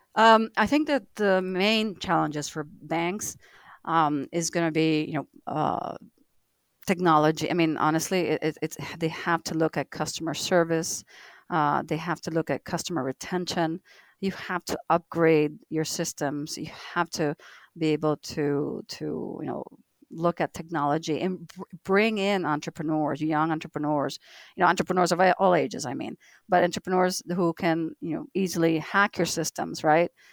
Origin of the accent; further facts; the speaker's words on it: United States; as an American, I'm living in two different countries